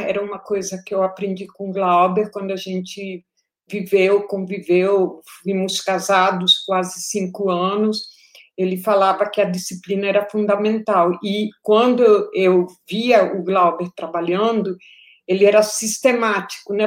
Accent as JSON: {"language": "Portuguese", "country": "Colombia", "tie": "born or raised there", "also_born_or_lived": "Paris, France", "moved": "as an adult", "lives_now": "Brazil", "said": "eu cresci na Colômbia"}